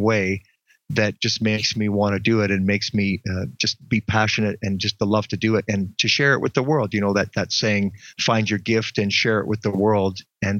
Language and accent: English; Ontario, Canada; moved away; I'm from Ontario originally